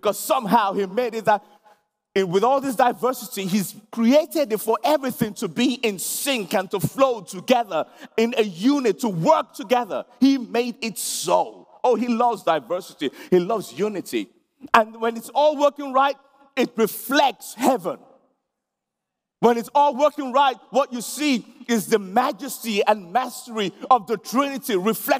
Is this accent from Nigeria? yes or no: yes; Nigeria; now in London, United Kingdom; I'm a Nigerian, born in Nigeria, and then I've lived in London most of my life now